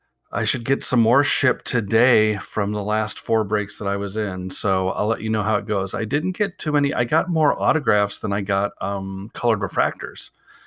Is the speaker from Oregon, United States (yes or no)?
yes; Portland, Oregon, United States; even though I'm from Portland and I like the Blazers